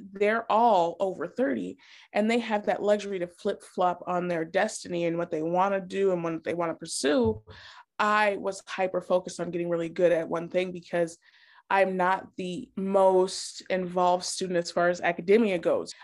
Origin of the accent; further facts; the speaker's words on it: Wyoming, United States; moved away as an adult; also born or lived in Germany / Montana / Chicago; now in Illinois, United States; I was born in Bermejava, Germany. My father was military, so as soon as we came back to the States, I grew up in Montana and Wyoming